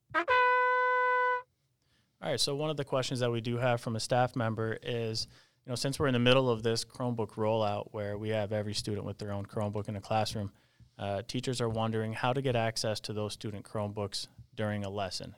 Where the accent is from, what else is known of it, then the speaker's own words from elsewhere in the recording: Peru, New York, United States; my hometown school district